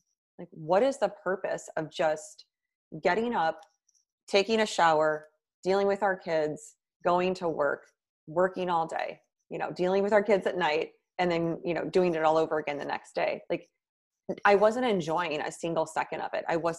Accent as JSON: {"language": "English", "region": "Midwest", "country": "United States", "lives_now": "New York City, United States", "said": "And then I moved to New York City from the Midwest, which was a big, long-time dream of mine."}